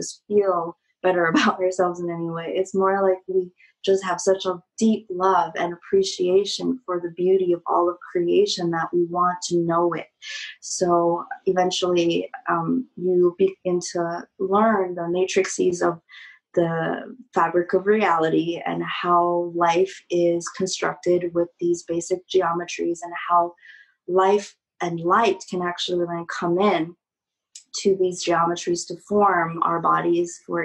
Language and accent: English; China; I just had quit piano school and just had graduated from being like a very good little Chinese girl, you know, doing everything right in society